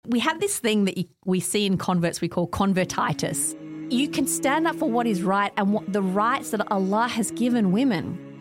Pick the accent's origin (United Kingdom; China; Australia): Australia; Nunawading, Victoria; also born or lived in Montrose / Heathmont; I grew up out in Ngunnawadi.